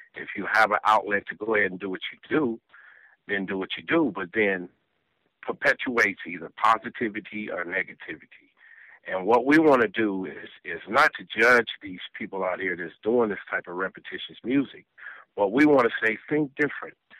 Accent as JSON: {"language": "English", "town": "Los Angeles", "region": "California", "country": "United States", "tie": "born or raised there", "also_born_or_lived": "South Bronx, New York", "said": "I was born in South Bronx, but moved to the West Coast when I was like uh, three years old"}